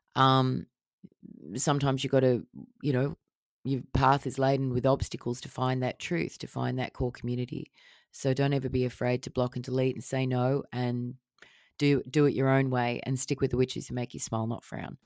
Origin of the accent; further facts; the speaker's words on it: Australia; out in the bush where I grew up in Australia, in the remote Australian area.